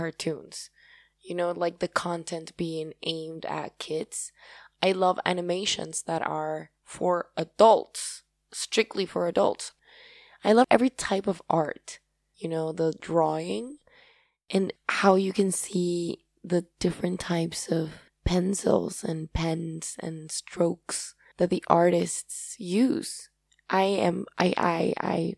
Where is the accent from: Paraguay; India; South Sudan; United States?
Paraguay; accent: Paraguayan; first language Spanish; English is a second language; I love my Paraguayan accent